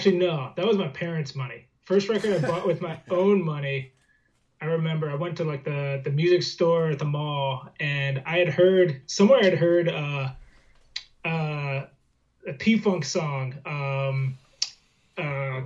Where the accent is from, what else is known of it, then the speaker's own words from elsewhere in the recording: Fredericksburg, Virginia, United States; I grew up in Fredericksburg, Virginia